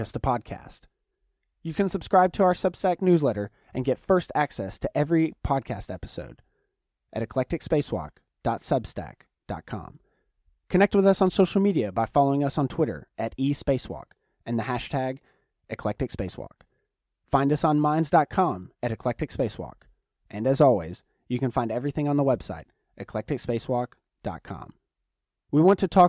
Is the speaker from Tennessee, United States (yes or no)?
yes; Chattanooga, Tennessee, United States; now in Los Angeles, United States; I'm originally from Chattanooga, Tennessee